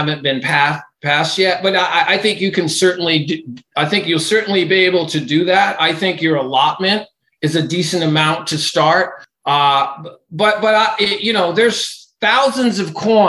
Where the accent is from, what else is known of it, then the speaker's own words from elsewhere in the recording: Cape Cod, Massachusetts, United States; also born or lived in Florida; I grew up in Cape Cod, Mass.